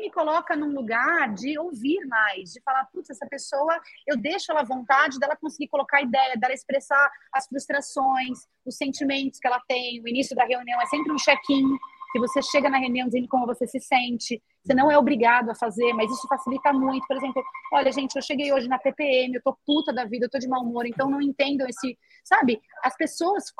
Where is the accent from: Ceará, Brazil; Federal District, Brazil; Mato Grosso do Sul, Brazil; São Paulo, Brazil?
São Paulo, Brazil; A gente era de São Paulo, eu sempre brinco, eu sou tão de São Paulo que eu nasci na Avenida Paulista